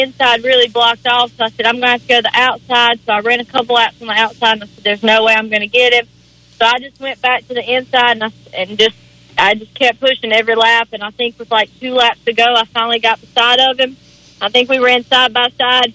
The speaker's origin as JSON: {"language": "English", "town": "Shelby", "region": "North Carolina", "country": "United States", "said": "I'm from Shelby, North Carolina"}